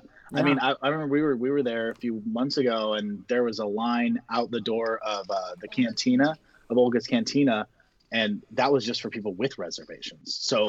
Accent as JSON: {"language": "English", "town": "Fort Myers", "region": "Florida", "country": "United States", "tie": "born or raised there", "said": "I am also a born and raised Floridian. I am the third generation to be born and raised in my hometown of Fort Myers, Florida. I'm 24 years old."}